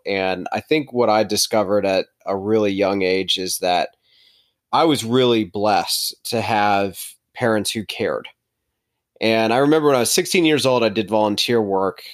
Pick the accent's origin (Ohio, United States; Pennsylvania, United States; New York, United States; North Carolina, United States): North Carolina, United States; Charlotte; also born or lived in Winston-Salem, North Carolina; we're from Charlotte